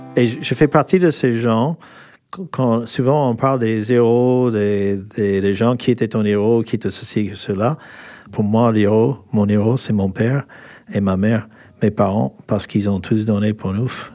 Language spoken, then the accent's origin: French; California, United States; French is a second language; moved away as an adult; now in France; je suis américain, des Californies